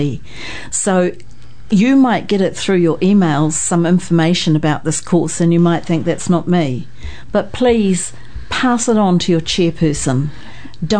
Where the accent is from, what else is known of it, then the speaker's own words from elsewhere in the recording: Invercargill, Southland, New Zealand; now in Wellington, New Zealand; I come originally from Invercargill in Southland